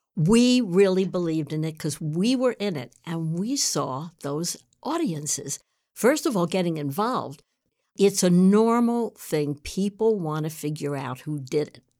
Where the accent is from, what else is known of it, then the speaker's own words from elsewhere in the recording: New York City, New York, United States; I grew up in New York City.